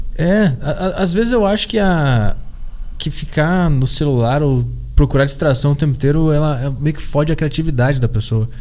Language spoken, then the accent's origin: Portuguese; Porto Alegre, Rio Grande do Sul, Brazil; eu sou de Porto Alegre, e desde criança eu acompanhei o Grêmio